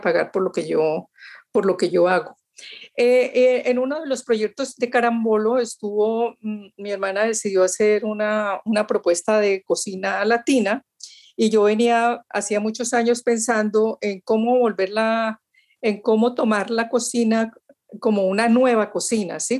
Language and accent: Spanish; Valle del Cauca, Colombia; nosotros los vallecaucanos